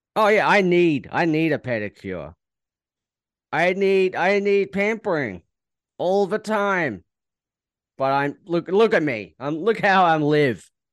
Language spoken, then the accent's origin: English; Australia; as an Australian